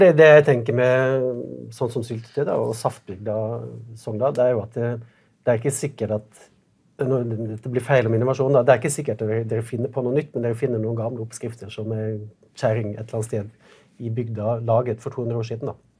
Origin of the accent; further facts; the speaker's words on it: Western Norway, Norway; jeg kommer også fra Vestlandet